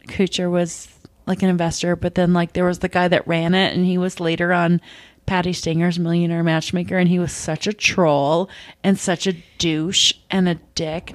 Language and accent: English; Minnesota, United States; I'm from Minnesota